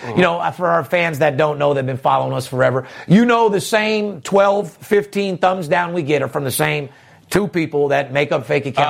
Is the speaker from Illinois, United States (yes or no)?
no; Las Vegas, Nevada, United States; Third generation born and raised in Las Vegas.